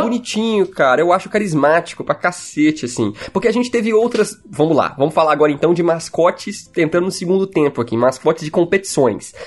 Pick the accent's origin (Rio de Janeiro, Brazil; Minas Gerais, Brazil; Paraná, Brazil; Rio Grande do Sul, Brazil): Minas Gerais, Brazil; accent: mineiro; eu sou bem mineiro mesmo